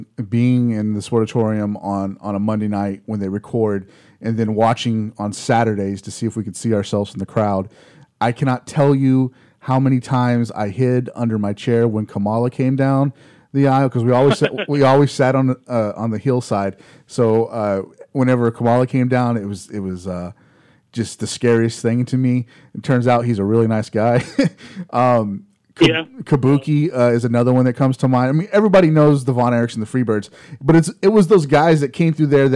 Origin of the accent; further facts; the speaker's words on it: Dallas-Fort Worth area, Texas, United States; I grew up here in the Dallas-Fort Worth area